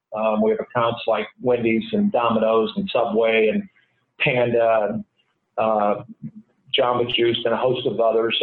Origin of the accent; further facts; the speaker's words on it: Iowa, United States; moved away as an adult; So I grew up in Iowa, went to school at the University of Iowa.